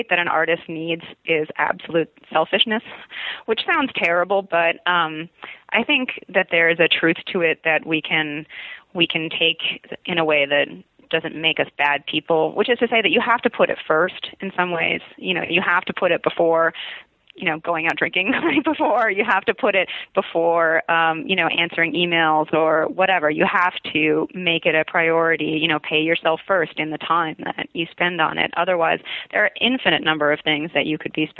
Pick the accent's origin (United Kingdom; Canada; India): Canada; Montreal, Quebec; moved away as an adult; now in United States; I grew up in Montreal. So I'm Canadian